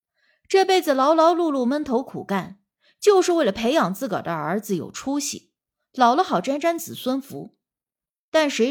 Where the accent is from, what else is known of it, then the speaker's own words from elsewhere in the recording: Northeast China, China; 我们东北人说老儿子就是小儿子的意思，老小就是辈分排行最小的。